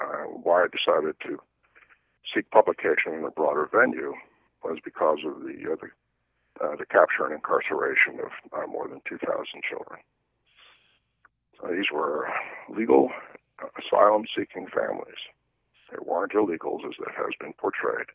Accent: Johnstown, Pennsylvania, United States; moved away; Johnstown, Pennsylvania, my hometown

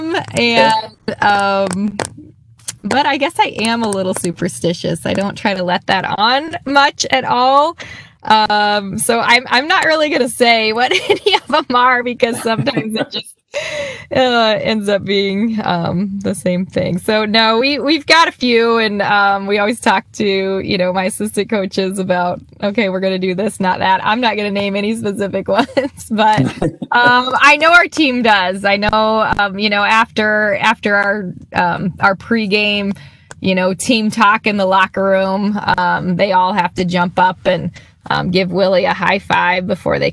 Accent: Iowa, United States; now in Wisconsin, United States; I'm from Iowa

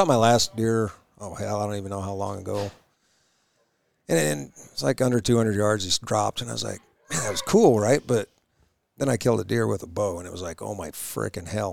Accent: Idaho, United States; Growing up in Idaho, my dad and my grandpa, we go hunting

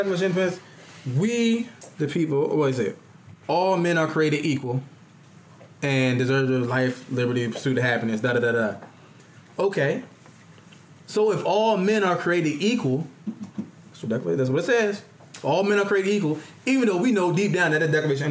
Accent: Caroline County, Virginia, United States; Born in Virginia, Caroline County. That's where I'm from.

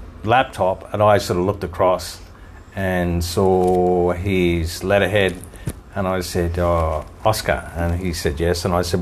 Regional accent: Australia; accent: Australian

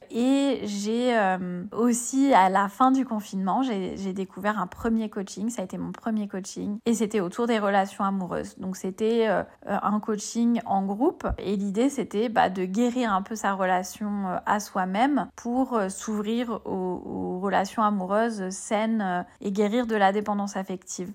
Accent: Bordeaux, Nouvelle-Aquitaine, France; moved away as an adult; also born or lived in Paris; now in Île de Ré, France; j'ai trente-quatre ans, je viens de Bordeaux.

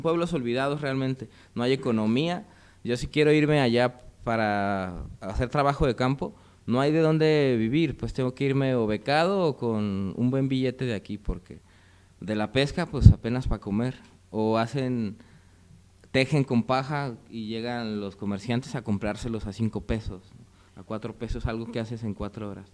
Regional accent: Mexico; como mexicanos

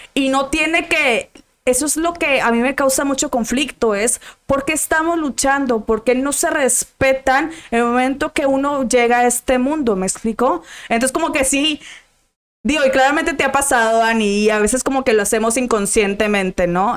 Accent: Monterrey, Nuevo León, Mexico; yo soy de Monterrey

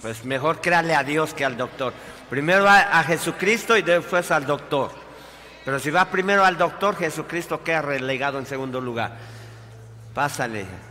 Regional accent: Mexico; nosotros como mexicanos

